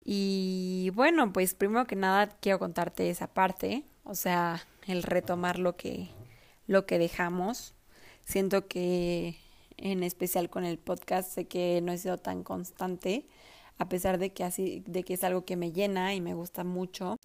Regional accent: Mexico; also born or lived in Mexico City; yo antes vivía en mi ciudad natal de toda la vida

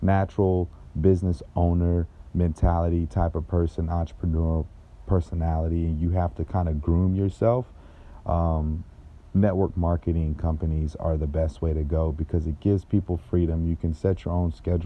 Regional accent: Jacksonville, Florida, United States; moved away as an adult; now in South Florida, United States; I'm from originally Jacksonville, Florida. I grew up in that area.

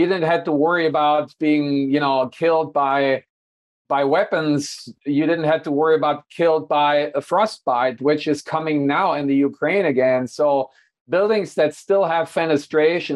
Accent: Hanover, Lower Saxony, Germany; moved away; my hometown of Hanover

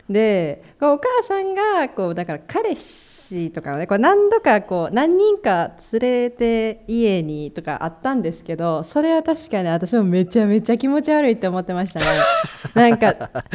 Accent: Kansai, Japan; うちら関西人ではあるんですけども

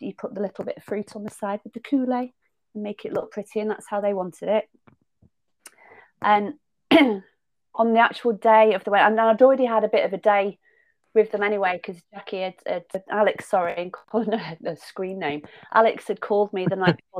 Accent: Southport, North West England, United Kingdom; accent: Lancashire; So I'm from Southport originally. So I'm a Merseyside girl with a Lancashire accent

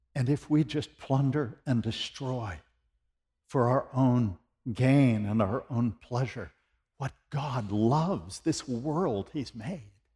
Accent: United States; now in Tennessee, United States; I'm an American

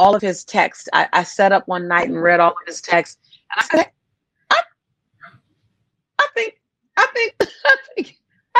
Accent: Los Angeles, California, United States; moved away as an adult; also born or lived in San Diego, United States; now in Nassau, Bahamas; I grew up in Los Angeles

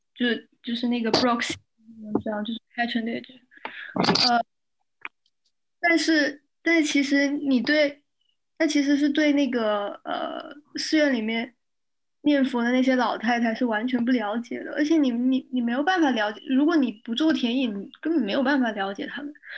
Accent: Shenzhen, Guangdong, China; 我从小在深圳长大

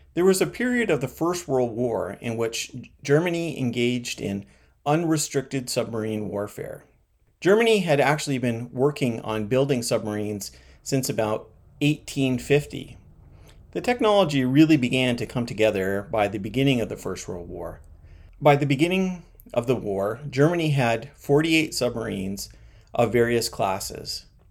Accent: Canada; As a Canadian

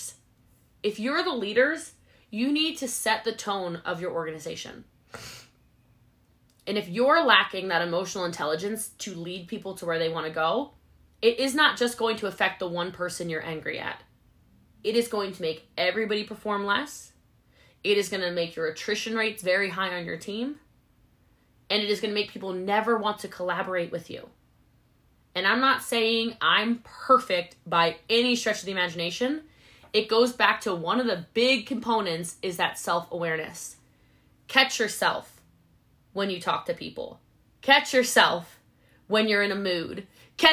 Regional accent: United States; I'm an American

